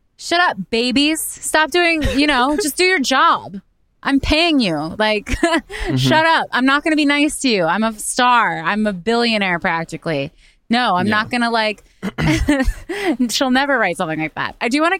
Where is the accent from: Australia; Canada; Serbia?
Australia; accent: Australian; My people have had enough of my Aussie accent.